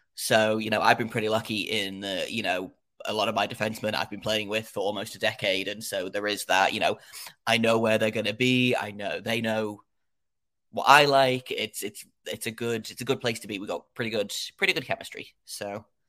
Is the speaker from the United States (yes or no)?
no; England, United Kingdom; I don't know if your listeners can tell from my accent, I am in, uh, England.